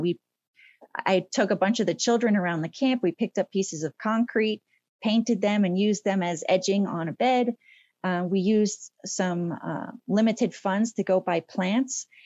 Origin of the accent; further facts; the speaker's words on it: Colorado, United States; I was born in Colorado.